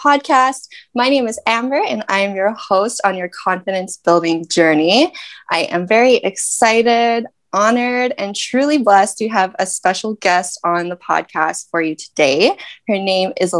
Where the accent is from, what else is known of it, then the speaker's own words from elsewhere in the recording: Canada; I'm from Canada